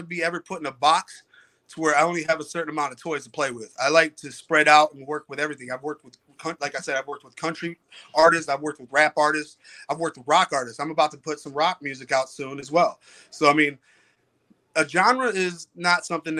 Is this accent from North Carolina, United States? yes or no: no; Detroit, Michigan, United States; also born or lived in Fowlerville, Michigan; I'm from Detroit, Michigan. I grew up in Detroit. I was raised there for most of my childhood